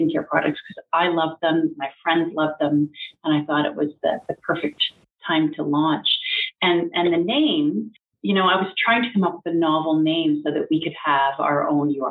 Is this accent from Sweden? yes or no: no; Strathroy, Ontario, Canada; my hometown of Strathroy